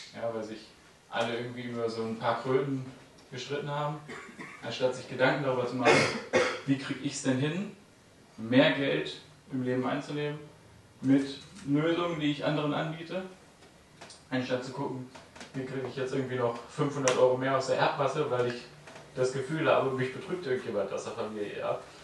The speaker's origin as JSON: {"language": "German", "town": "Hameln", "region": "Lower Saxony", "country": "Germany", "also_born_or_lived": "near Lübeck", "moved": "yes", "said": "Ich komme ursprünglich aus Hameln, hier aus der Nähe von Hannover. Wohne jetzt in der Nähe von Lübeck."}